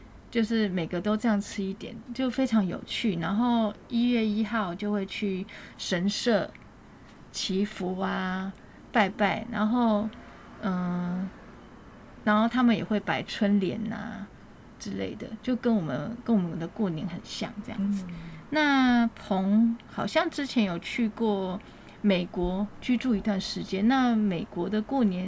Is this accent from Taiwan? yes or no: yes; Taiwan; 因为我们台湾人觉得，哎，如果你在旅游过程当中认识陌生人，蛮好聊的。然后通常我们都会留联络方式。